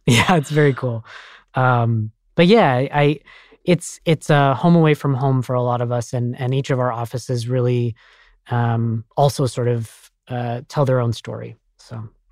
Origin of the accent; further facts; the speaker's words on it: Colorado Springs, Colorado, United States; I'm actually from Colorado Springs, Colorado